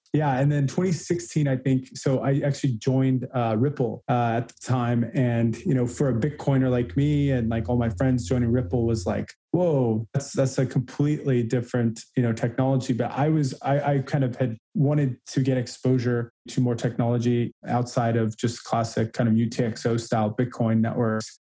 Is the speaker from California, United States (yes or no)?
yes; California, United States; moved away as an adult; also born or lived in Chicago / Massachusetts; I was born and raised in California, kind of classic California surfer guy, still surf